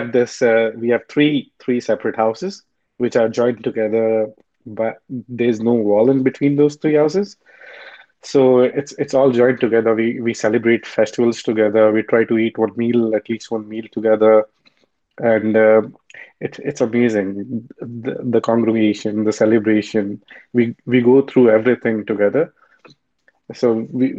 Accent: Rajasthan, India; moved away as an adult; now in Vancouver, Canada; So I'm from India, and I was born in this small town in western part of India, Rajasthan. And I came here in Canada 5 years ago.

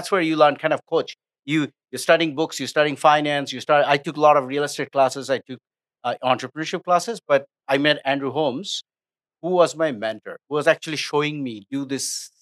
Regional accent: India; moved away as an adult; now in United States; I was born in India, grew up in India. I came to the United States

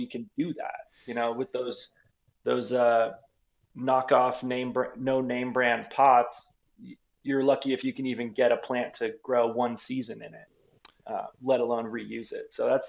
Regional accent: Massachusetts, United States; when I was 14, growing up in Massachusetts.

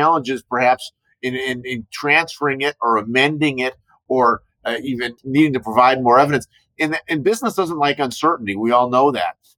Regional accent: Chicago, Illinois, United States; I grew up in Chicago.

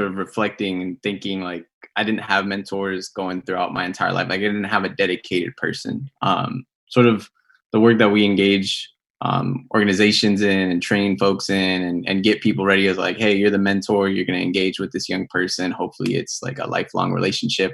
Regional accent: Los Angeles, California, United States; I grew up in LA. I grew up in Pico Union and East

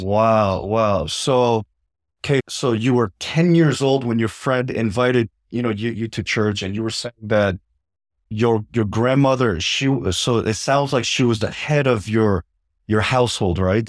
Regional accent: United States; as an American

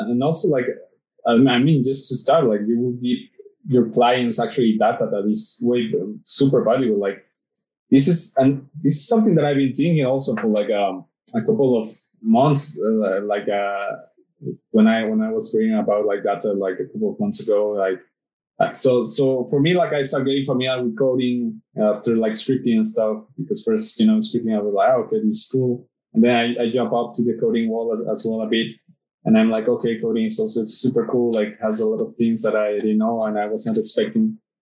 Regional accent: Mexico; in my city in my hometown

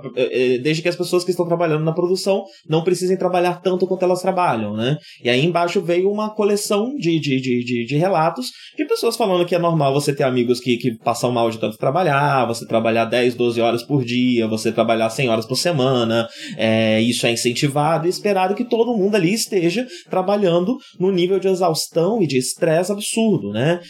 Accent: Brazil; a gente como brasileiro sabe bem

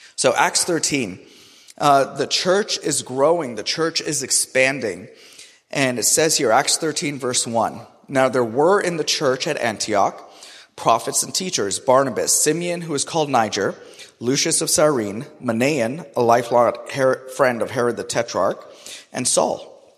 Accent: Karachi, Sindh, Pakistan; also born or lived in Toronto, Canada; now in Raleigh, United States; I grew up in Karachi, which is one of the most populated and the hottest cities in the entire world.

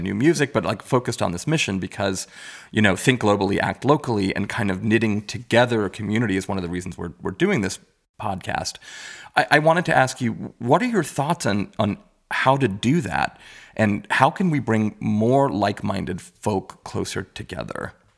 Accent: New York City, New York, United States; I grew up in Richmond Hill, Queens

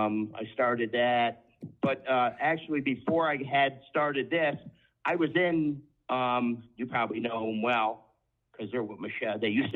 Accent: Schenectady, New York, United States; I am a New Yorker. I'm an upstate New Yorker. We're different than the guys downstate, but upstate New Yorker from Schenectady, New York. Grew up family, big horse racing fans

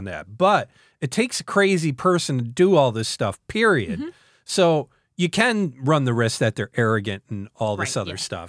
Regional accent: New York, United States; born there; You know, I was born obviously in northern New York

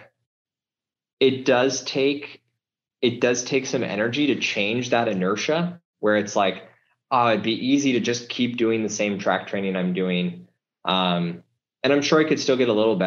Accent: Nebraska and Kansas, United States; I did a lot growing up in Nebraska and Kansas

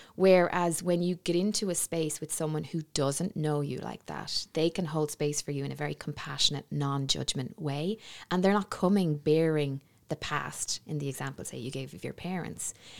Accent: Navan, Leinster, Ireland; moved away; back in my hometown

